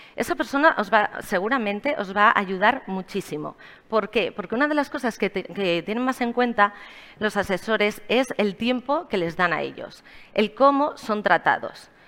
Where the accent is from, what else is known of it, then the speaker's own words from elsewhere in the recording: Barcelona, Catalonia, Spain; moved away as an adult; also born or lived in Miami; soy de Barcelona